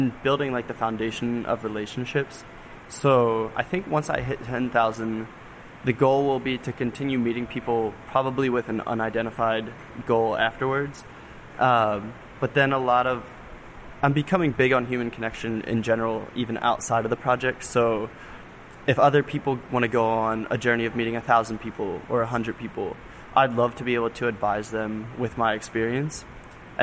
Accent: Norristown, Pennsylvania, United States; I'm originally from Norristown, which is the suburbs of Philly

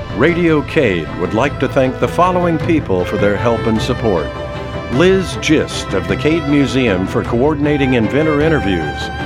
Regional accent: coastal New Jersey, United States; moved away as an adult; also born or lived in California; I was from central Jersey, coastal New Jersey

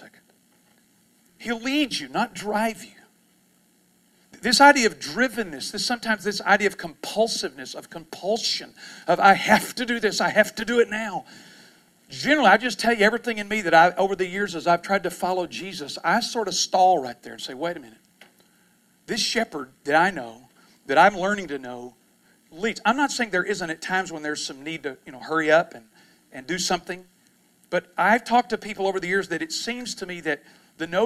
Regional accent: San Angelo, Texas, United States; I grew up in Texas, and I grew up in an area which is, it's interestingly enough, San Angelo, Texas

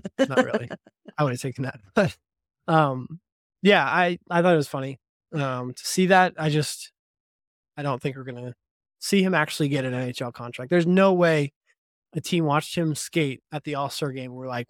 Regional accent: Toronto, Ontario, Canada; Canadian heritage since we both hail from Ontario. I've scouted some video of him online skating with my hometown team, the Toronto Maple Leafs

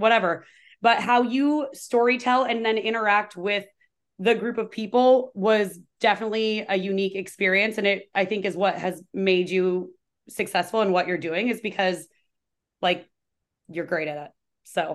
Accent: Washington, United States; I'm born and raised in Washington

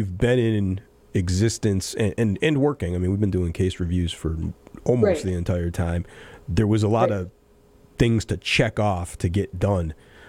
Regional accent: Pittsfield, Massachusetts, United States; As a lifelong Pittsfield resident, on behalf of my hometown

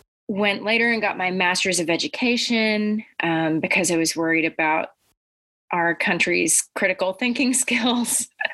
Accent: Arkansas, United States; also born or lived in Egypt / Vermont; So I grew up in Arkansas, Egypt, and Vermont. I still have family in all of those homes.

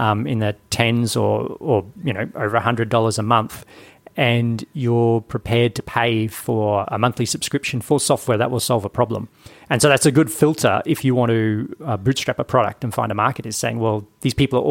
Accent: Brisbane, Queensland, Australia; Brisbane, my hometown.

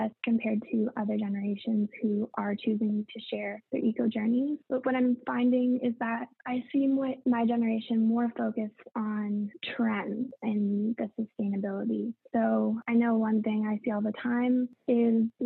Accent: Canada; I'm from Canada

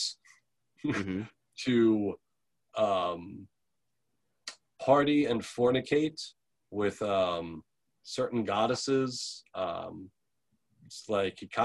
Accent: New York, United States; now in Portland, United States; I'm from New York originally

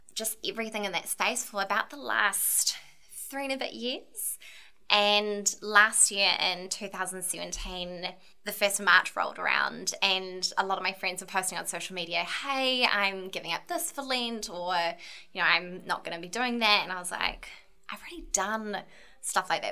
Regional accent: Ramarama, Auckland, New Zealand; also born or lived in Dunedin; Born and bred in Ramarama in the south of Auckland, really rural area.

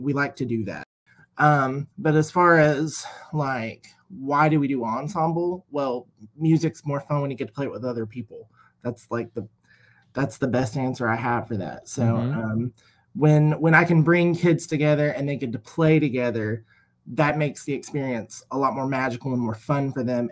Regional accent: Ashland, Kentucky, United States; also born or lived in Morehead, Kentucky; I'm from Ashland, Kentucky. That's where my studio is.

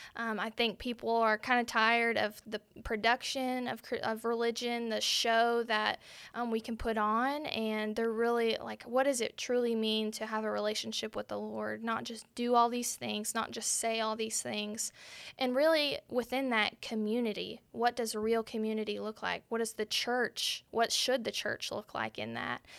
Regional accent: Arlington, Texas, United States; now in Benton, United States; I'm originally from Arlington, Texas

